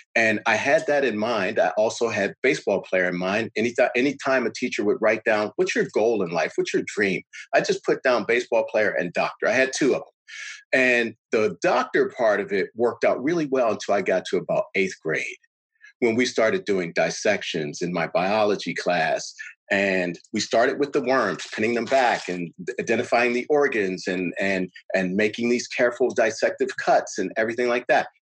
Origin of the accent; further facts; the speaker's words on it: Pittsburgh, Pennsylvania, United States; I was born and raised in Pittsburgh